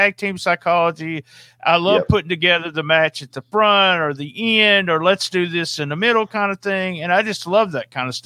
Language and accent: English; the South, United States; I'm from the South